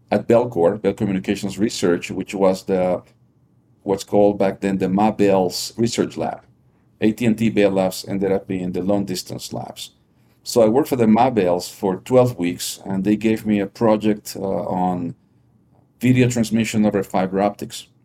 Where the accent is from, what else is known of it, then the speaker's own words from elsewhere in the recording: Lima, Peru; moved away as an adult; also born or lived in New York, United States; I, I grew up in uh, Lima, Peru.